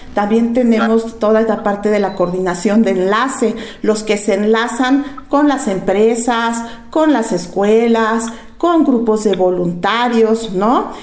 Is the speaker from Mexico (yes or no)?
yes; Mexico